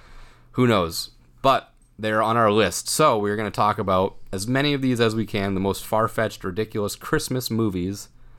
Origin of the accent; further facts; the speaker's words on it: Massachusetts, United States; So we're from Massachusetts